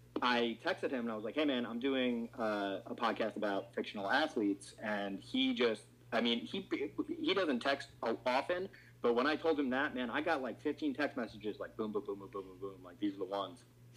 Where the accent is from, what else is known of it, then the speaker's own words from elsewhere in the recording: New Jersey, United States; Oh yeah, I'm from New Jersey. We're all Italian.